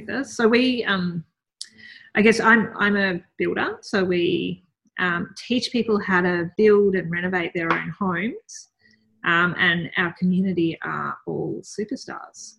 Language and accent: English; Melbourne, Victoria, Australia; I grew up in Melbourne